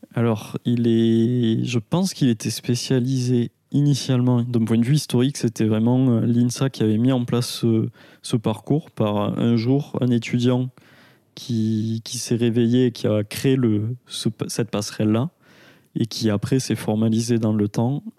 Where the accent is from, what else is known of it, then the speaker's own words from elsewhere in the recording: Aveyron, Occitania, France; now in Toulouse, France; je suis originaire d'Aveyron, donc j'ai grandi à la campagne jusqu'à mes 18 ans et j'ai commencé les études à, Toulouse.